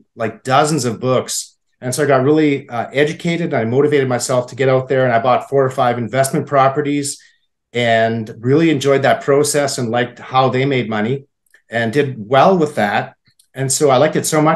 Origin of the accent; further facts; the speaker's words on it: Saskatoon, Saskatchewan, Canada; also born or lived in Alberta / British Columbia; I grew up in Saskatoon. I still live in Saskatoon.